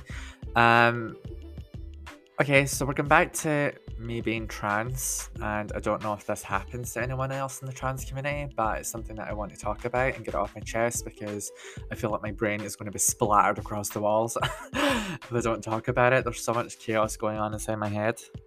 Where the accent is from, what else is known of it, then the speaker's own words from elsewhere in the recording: Scotland, United Kingdom; I'm 31, that I'm Scottish